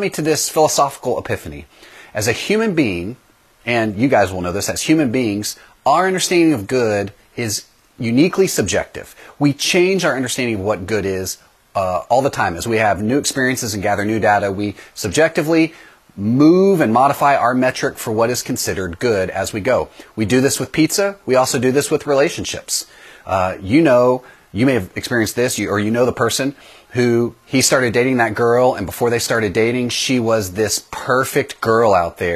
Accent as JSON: {"language": "English", "region": "East Texas", "country": "United States", "tie": "born or raised there", "said": "we lived in a small town in East Texas that did not have a CC's pizza. We were not that sophisticated yet in my hometown"}